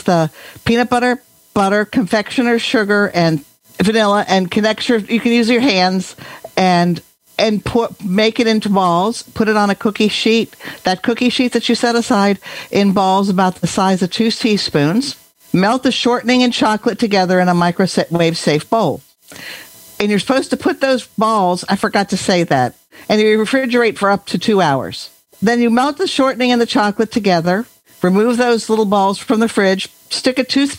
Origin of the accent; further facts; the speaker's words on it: Bellingham, Washington, United States; Oh, where am I from? Oh, Bellingham, Washington.